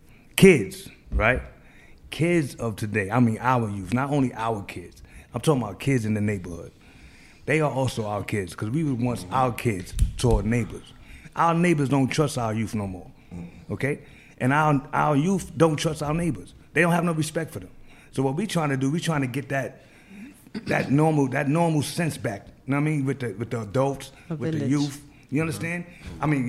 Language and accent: English; New York City, New York, United States; also born or lived in Manhattan, New York; I'm from the Bronx, New York